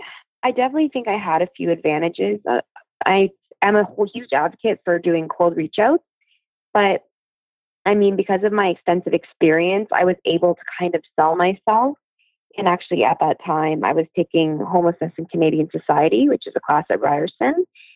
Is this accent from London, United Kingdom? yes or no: yes; London, United Kingdom; she lives in the house that I grew up in London, beside us.